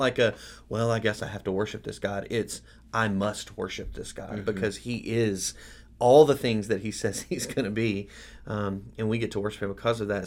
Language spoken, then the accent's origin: English; United States; as American Christians